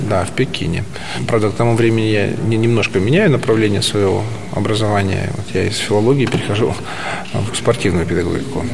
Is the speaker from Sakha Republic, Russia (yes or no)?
yes; Yakutsk, Sakha Republic, Russia; moved away as an adult; also born or lived in China; Сам я из Якутии. Я родился в городе Якутске. Республика Саха-Якутия. Вот. Я якут. И до 21-22 я жил, не выезжая практически за территорию России, Якутии